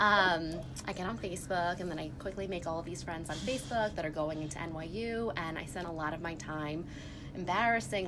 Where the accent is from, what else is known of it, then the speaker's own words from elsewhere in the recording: New York, United States; moved away as an adult; also born or lived in Massachusetts; I grew up in New York. Never left